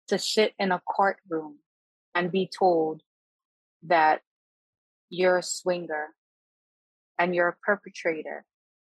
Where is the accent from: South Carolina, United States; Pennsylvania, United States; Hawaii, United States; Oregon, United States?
Hawaii, United States; as a Kanaka, as a Hawaiian